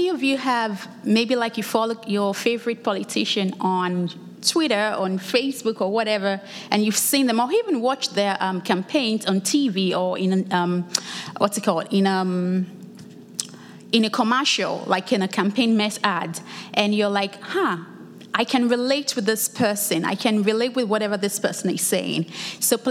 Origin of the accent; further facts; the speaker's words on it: Lagos, Nigeria; now in United States; I'm originally from Lagos, Nigeria. I was back home for the summer break